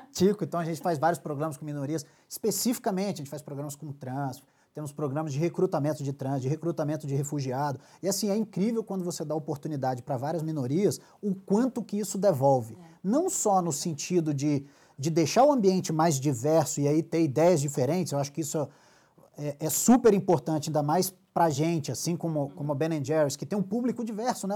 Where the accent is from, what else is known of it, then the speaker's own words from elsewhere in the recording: Espírito Santo, Brazil; now in Rio de Janeiro, Brazil; eu sou carioca, ou capixaba, perdão, nascido e criado